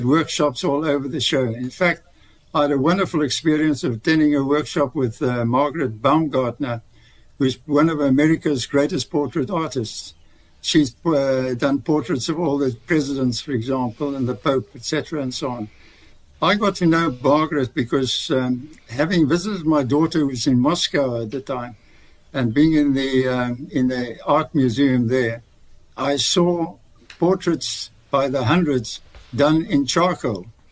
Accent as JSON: {"language": "English", "town": "Colesberg", "region": "Northern Cape", "country": "South Africa", "tie": "born or raised there", "also_born_or_lived": "Smithfield, Free State", "first_language": "English", "said": "I went to school eventually in Colesberg, where I was the only English-speaking boy in the Colesberg High School"}